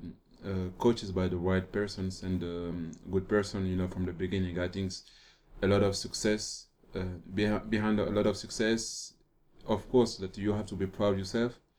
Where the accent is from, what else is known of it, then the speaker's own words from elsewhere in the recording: Paris, Île-de-France, France; English is a second language; moved away as an adult; I'm from Paris. I'm grown. I was born and raised in Paris.